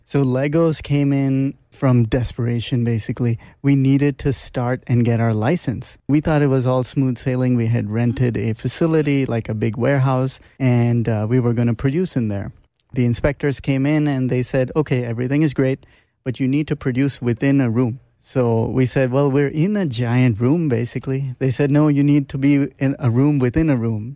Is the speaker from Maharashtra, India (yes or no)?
yes; Mumbai, Maharashtra, India; moved away; also born or lived in Toronto, Canada; I grew up in Bombay, India, although I was born in Toronto, Canada, but At age three, I was in Bombay